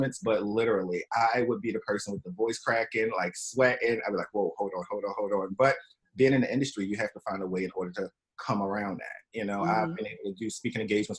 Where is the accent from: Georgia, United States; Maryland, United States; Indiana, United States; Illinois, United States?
Maryland, United States; Baltimore; now in New York City, United States; I'm originally from Baltimore, Maryland.